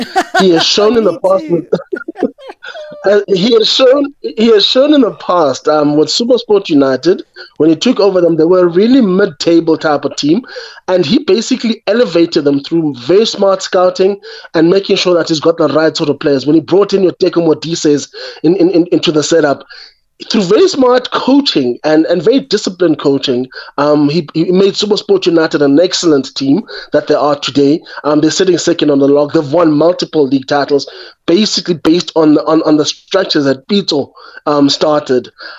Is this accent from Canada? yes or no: no; Eastern Cape, South Africa; I come from the Eastern Cape. Yeah. And I grew up in a culture whereby the schools almost forced the kids to play summer and winter sports.